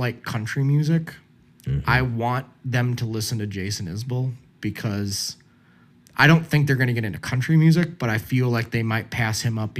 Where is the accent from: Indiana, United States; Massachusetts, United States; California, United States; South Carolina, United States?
Indiana, United States; Southern; accent: slight Southern; I'll always sound like I'm from the Midwest. You know, I have a slight Southern accent.